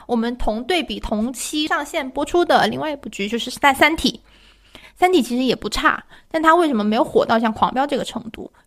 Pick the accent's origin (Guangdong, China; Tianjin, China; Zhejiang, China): Guangdong, China; 我只代表我们广东，我们广东人是不吃饺子的